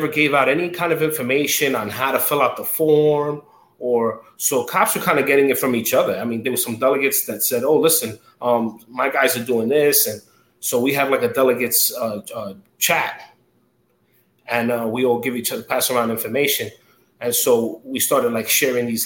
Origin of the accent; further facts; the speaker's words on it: New York City, New York, United States; moved away as an adult; now in Nassau County, United States; born and raised in Queens. Now I'm living out here in Nassau. But I'm a Queens kid